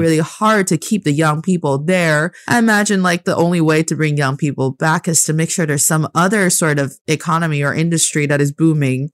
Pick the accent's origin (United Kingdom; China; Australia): China; Northeast China; English is a second language; also born or lived in United States; now in Beijing, China; my hometown in the northeast part of China